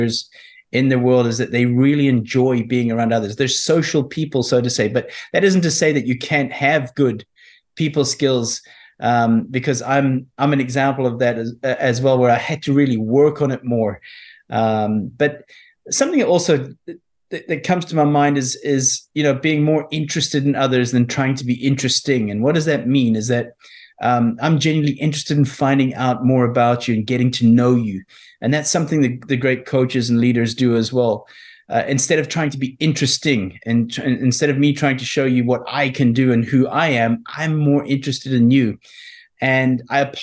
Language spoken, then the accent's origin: English; South Africa; I was brought up, you know, growing up in South Africa